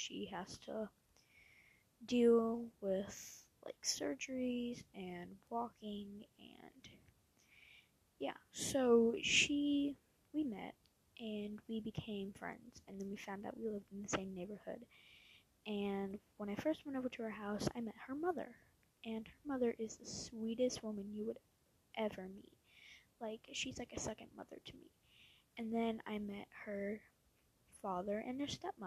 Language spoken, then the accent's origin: English; Louisiana, United States; also born or lived in Posen, Illinois; when I was 3 years old, we moved here from Posen, Illinois. We moved to Louisiana to live closer to my dad's mother.